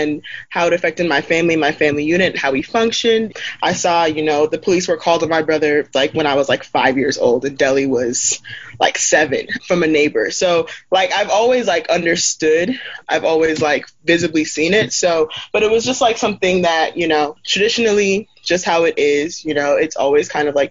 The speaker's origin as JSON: {"language": "English", "region": "Idaho", "country": "United States", "tie": "born or raised there", "said": "growing up in Idaho as a young black immigrant"}